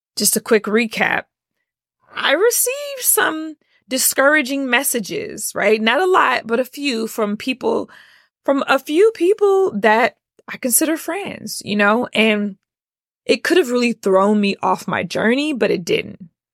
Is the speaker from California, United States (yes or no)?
no; Atlanta, Georgia, United States; Born and raised in Atlanta.